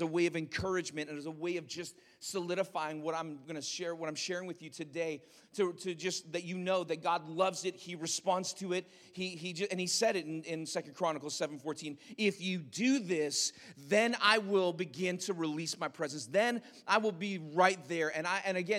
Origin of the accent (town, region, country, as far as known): Canada